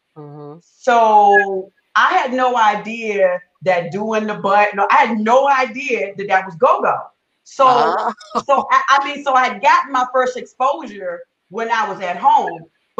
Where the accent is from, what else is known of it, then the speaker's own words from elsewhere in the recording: Seattle, Washington, United States; also born or lived in South Carolina; So I grew up in Seattle. I'm from South Carolina. But I was a military kid. Okay. So I grew up in Seattle.